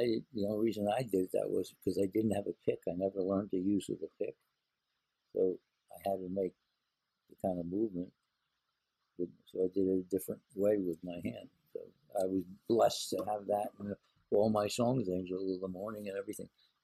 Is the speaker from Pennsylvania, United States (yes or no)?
no; New York area, United States; I'm from New York area